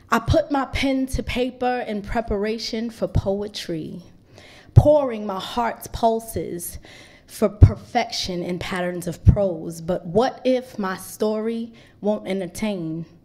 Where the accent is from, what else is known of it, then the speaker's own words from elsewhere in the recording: Greensboro, North Carolina, United States; also born or lived in Eswatini; I was born in Swaziland, uh, which is also known as the Kingdom of Eswatini. This is the only remaining absolute monarchy on the African continent. And when I was four years old, my parents decided that they wanted to move us to Greensboro, North Carolina